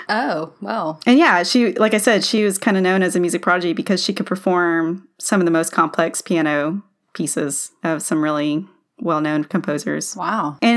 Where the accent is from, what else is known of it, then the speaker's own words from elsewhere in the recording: Greenville, Mississippi, United States; now in Memphis, United States; I'm from Greenville.